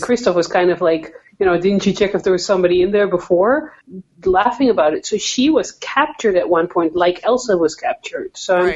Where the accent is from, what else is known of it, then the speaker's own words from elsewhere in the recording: Netherlands; now in Canada; I'm from the Netherlands